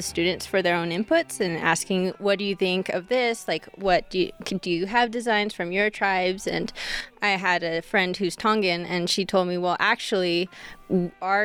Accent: Nixon, Nevada, United States; also born or lived in Reno, Nevada; I'm pretty sure I was born in Reno. I live out in Nixon, but there's no hospitals out there. There's like a little clinic, but for the most part, I'm kind of like from the Reno area

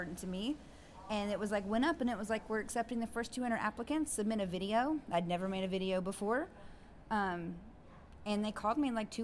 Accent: Bristol, Virginia, United States; I was born on the Tennessee side, but I grew up and lived on the Virginia side

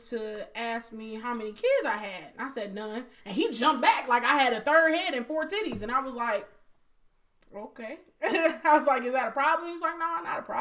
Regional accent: Detroit, Michigan, United States; I'm from Detroit

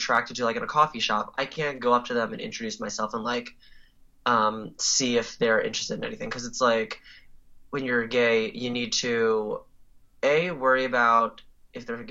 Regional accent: New York, United States; moved away as an adult; now in Silver Spring, United States; I'm originally from New York

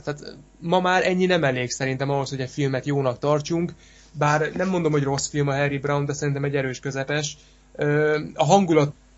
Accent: Kecskemét, Bács-Kiskun, Hungary; mi, mi kecskemétiek vagyunk

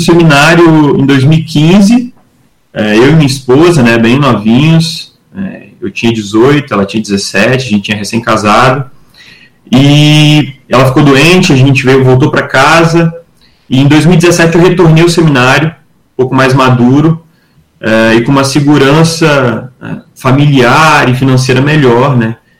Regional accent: Muqui, Espírito Santo, Brazil; also born or lived in Domingos Martins; Eu sou de Muqui, no sul do estado

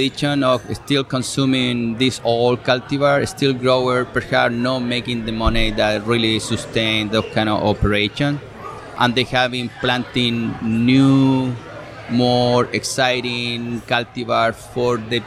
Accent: Chile; English is a second language; moved away as an adult; now in New York, United States; I am originally from Chile

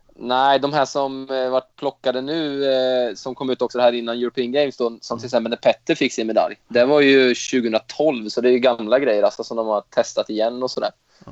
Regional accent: Östergötland, Sweden; accent: östgötska; jag tror väl att jag har lite mindre östgötska

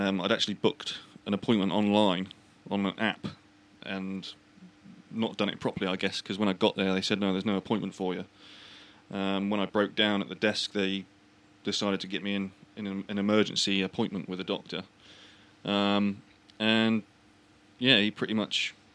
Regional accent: United Kingdom; I'm British.

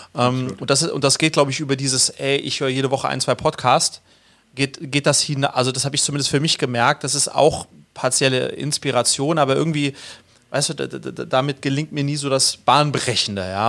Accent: Sweden; als Schwede

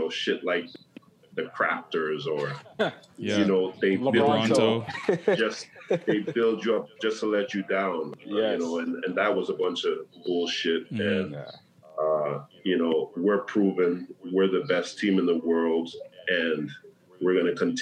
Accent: Toronto, Ontario, Canada; born or raised there

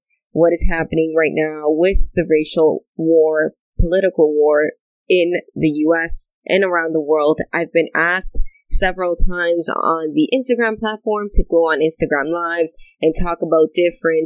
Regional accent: Canada; also born or lived in Dominican Republic; when I came to Canada at 5

